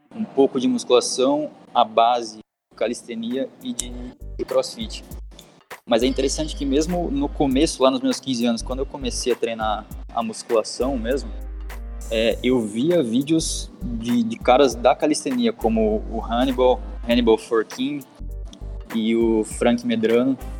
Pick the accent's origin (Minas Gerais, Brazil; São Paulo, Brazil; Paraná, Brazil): Paraná, Brazil; Curitiba; moved away as an adult; now in Australia; eu sou natural de Curitiba, no Paraná. Atualmente eu estou morando aqui na Austrália por um ano